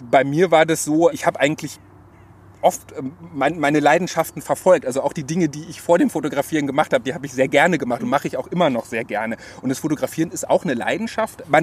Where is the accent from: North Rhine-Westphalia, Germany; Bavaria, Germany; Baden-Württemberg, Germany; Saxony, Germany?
North Rhine-Westphalia, Germany; Cologne; Wir sind hier ganz nah an meiner Heimat in Köln-Poll, wo ich auch wohne.